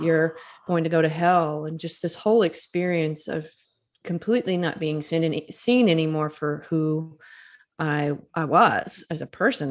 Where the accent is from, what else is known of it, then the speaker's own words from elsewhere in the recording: Starkville, Mississippi, United States; I was a graduate student at Mississippi State University, which is in my hometown.